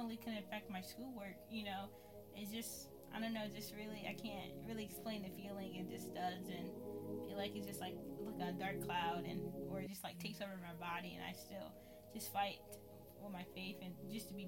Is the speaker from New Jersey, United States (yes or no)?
no; Syracuse, New York, United States; I was born and raised in Syracuse, New York. So, yeah, I've been living here my whole life